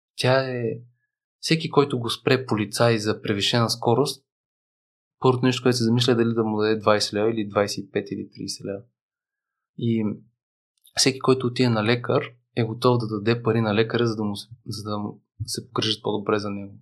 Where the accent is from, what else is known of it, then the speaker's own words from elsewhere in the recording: Bulgaria; ние сме българи, аз съм живял в чужбина